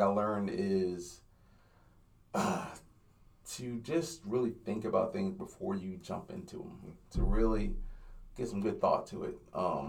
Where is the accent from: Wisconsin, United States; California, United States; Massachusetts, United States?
California, United States; Simi Valley; also born or lived in Inglewood, California; And my sister and my parents moved to Simi Valley, went from L.A. to Simi Valley. Simi Valley sounds like what it really is. It's, it's not very diverse. So that's where I spent most of my life was in Simi Valley.